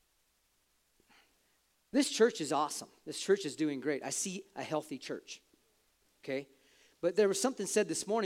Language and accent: English; United States; We are Americans